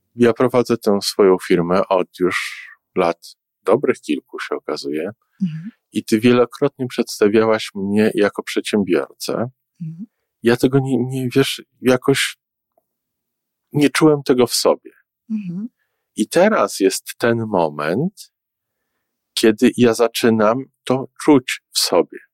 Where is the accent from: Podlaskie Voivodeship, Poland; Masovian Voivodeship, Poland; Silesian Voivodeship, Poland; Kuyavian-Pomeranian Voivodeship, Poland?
Masovian Voivodeship, Poland; Warsaw; now in Toronto, Canada; jestem warszawiakiem, który który mieszka w Kanadzie